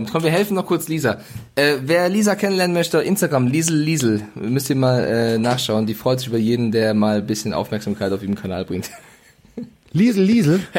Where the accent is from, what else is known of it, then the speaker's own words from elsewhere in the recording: Bavaria, Germany; accent: Franconian; weil ich komme ja auch aus Franken, aber ich habe Logopäden vor drei Jahren und habe das fränkische R ähm, ja, abtrainiert, damit ich schön sprechen kann beim Fernsehen.